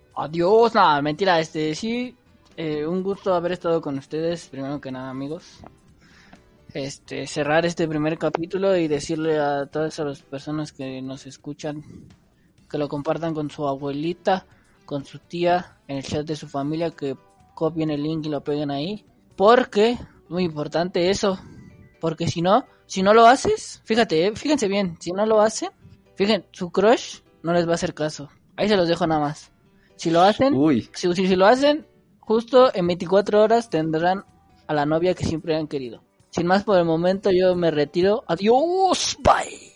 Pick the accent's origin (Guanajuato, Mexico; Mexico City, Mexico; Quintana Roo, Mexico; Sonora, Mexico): Mexico City, Mexico; yo personal soy de Iztapalapa